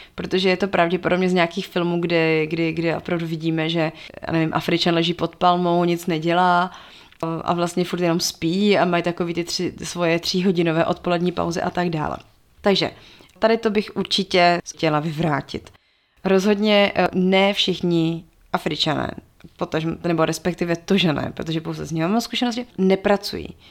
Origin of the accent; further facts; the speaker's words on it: Czechia; u nás v Čechách